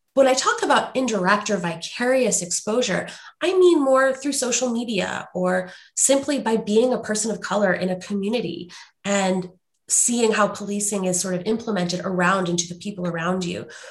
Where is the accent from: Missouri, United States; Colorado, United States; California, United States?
Missouri, United States; St. Louis; now in Washington State, United States; I grew up in St. Louis, Missouri